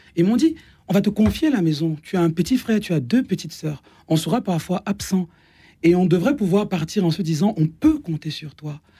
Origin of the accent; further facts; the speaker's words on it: Cameroon; now in France; dans ma culture, par exemple, je suis né au Cameroun